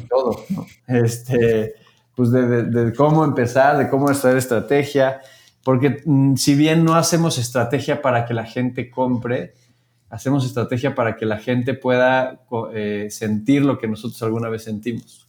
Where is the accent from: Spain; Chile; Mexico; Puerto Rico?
Mexico; Querétaro; Yo soy de Querétaro